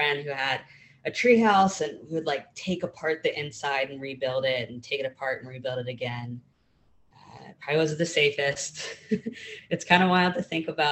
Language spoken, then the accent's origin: English; Pittsburgh, Pennsylvania, United States; now in Columbia, United States; originally I was born in Pittsburgh and grew up in a suburb of Pittsburgh